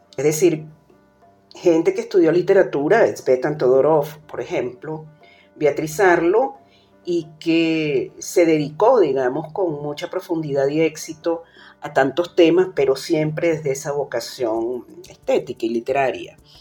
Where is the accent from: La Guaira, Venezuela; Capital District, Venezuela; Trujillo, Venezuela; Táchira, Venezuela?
Capital District, Venezuela; Caracas; moved away as an adult; now in Mexico City, Mexico; Nací en Caracas, Venezuela, y vivo en Ciudad de México desde el año